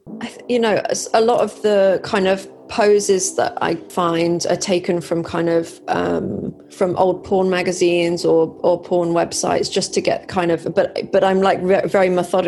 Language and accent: English; Malaysia; Well, I grew up in Southeast Asia. I've always loved, I mean, it was Malaysia.